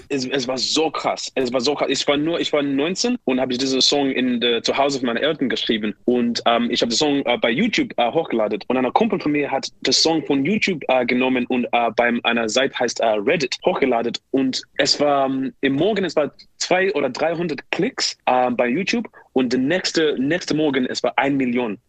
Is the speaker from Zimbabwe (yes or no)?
yes; Zimbabwe; German is a second language; moved away; ich bin in Zimbabwe geboren